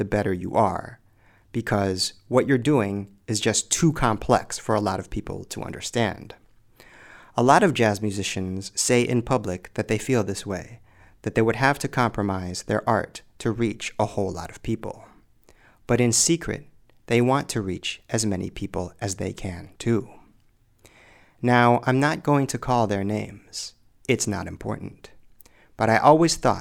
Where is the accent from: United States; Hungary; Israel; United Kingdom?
United States; Springfield, Illinois; moved away as an adult; also born or lived in Chicago, Illinois / Japan; here in my hometown of Springfield, Illinois